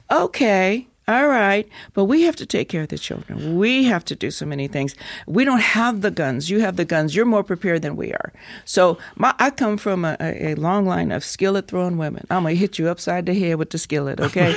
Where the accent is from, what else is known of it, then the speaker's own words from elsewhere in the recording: United States; moved away as an adult; also born or lived in Wyoming / Colorado; I'm from Colorado, Wyoming